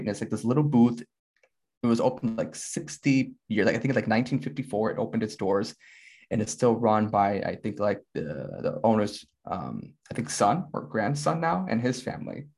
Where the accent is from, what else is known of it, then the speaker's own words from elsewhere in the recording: Chicago, Illinois, United States; As a Chicagoan